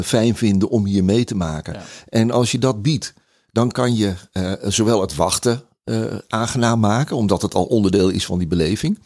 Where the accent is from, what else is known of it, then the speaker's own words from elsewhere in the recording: Netherlands; wij als Nederlander